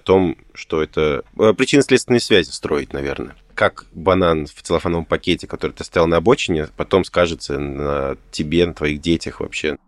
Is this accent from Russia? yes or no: no; Tashkent, Uzbekistan; moved away; я родом из Ташкента